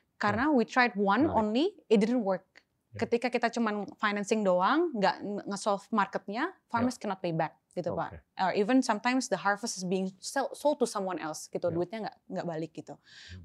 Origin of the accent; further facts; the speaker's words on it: Jakarta, Indonesia; So I was born, uh, lahirnya di Jakarta